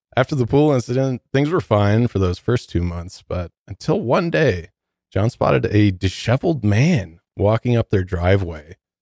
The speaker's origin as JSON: {"language": "English", "town": "Detroit", "region": "Michigan", "country": "United States", "moved": "yes", "lives_now": "Denver, United States", "said": "I'm from Detroit"}